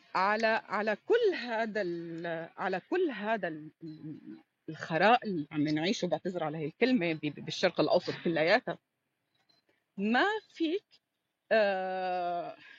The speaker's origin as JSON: {"language": "Arabic", "country": "Syria", "said": "أنا بقول لك اليوم كسورية"}